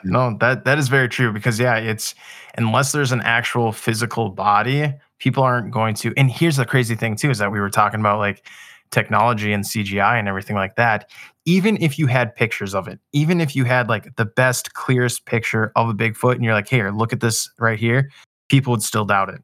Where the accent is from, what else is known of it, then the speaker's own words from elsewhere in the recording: Minnesota, United States; I grew up in Minnesota